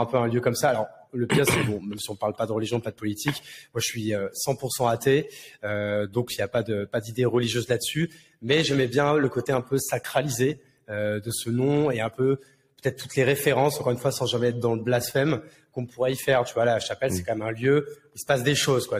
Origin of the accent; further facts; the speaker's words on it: Marne, Champagne-Ardenne, Grand Est, France; moved away as an adult; also born or lived in Paris; now in Bordeaux, France; de base, je suis né à Paris, mais j'ai vécu toute mon enfance et adolescence euh, dans la Marne, à la campagne, donc du coup en, Champagne-Ardenne